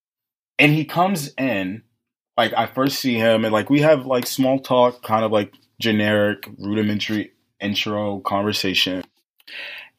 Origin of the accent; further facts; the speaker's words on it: Baltimore, Maryland, United States; moved away as an adult; also born or lived in Washington, D.C.; I grew up in Baltimore.